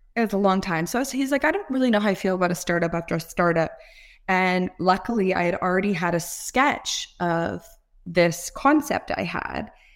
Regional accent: Toronto, Ontario, Canada; I'm from Toronto, Canada.

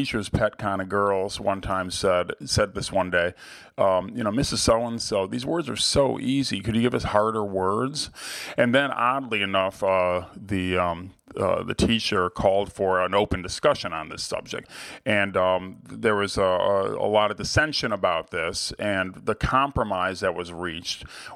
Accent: Cleveland, Ohio, United States; my hometown museum, the Cleveland Museum of Art

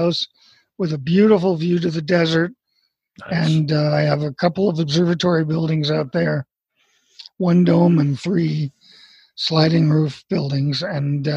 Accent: Montreal, Quebec, Canada; moved away as an adult; also born or lived in Nova Scotia; now in Arizona, United States; I was born in Montreal, Canada

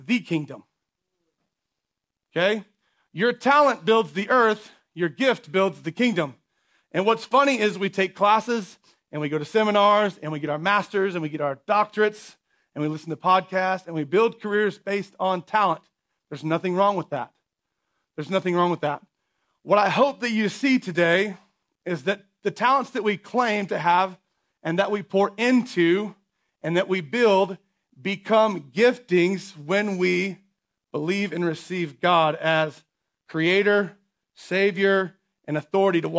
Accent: United States; as American people

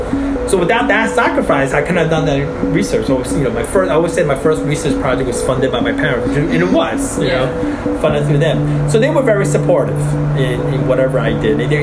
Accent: New York City, New York, United States; English is a second language; moved away; also born or lived in Taiwan / Sarasota, Florida; I'm from New York City

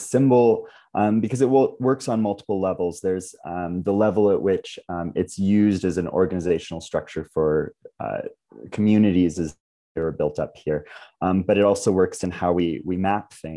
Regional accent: Oregon, United States; now in Provo, United States; living and growing up in Oregon

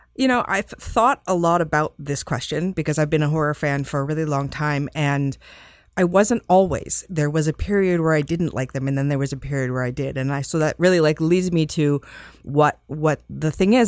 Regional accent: Las Vegas, Nevada, United States; I grew up in Las Vegas

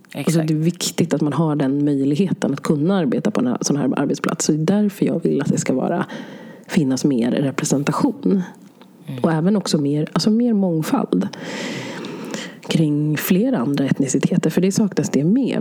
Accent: Sweden; så flyttade mina föräldrar hit till Sverige och så föddes jag här

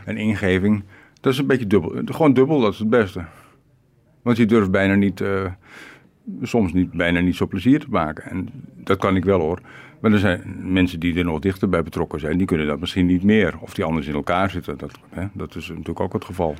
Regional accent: Rotterdam, South Holland, Netherlands; now in Ukraine; geen toerist en geen ex-Nederlander of wat ook. Ex-Rotterdammer

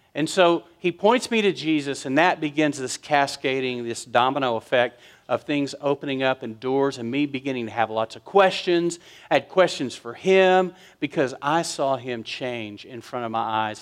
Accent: West Texas, United States; I was raised in West Texas.

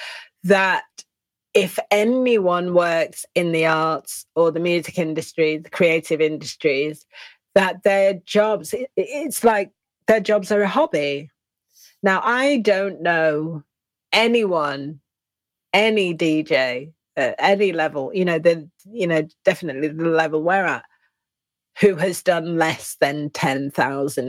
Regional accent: England, United Kingdom; I'm English

